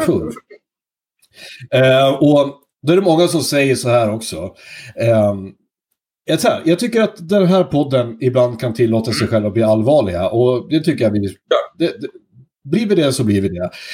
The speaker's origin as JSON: {"language": "Swedish", "region": "southern Norrland", "country": "Sweden", "tie": "born or raised there", "said": "Norrland eller södra Norrland där jag kommer ifrån"}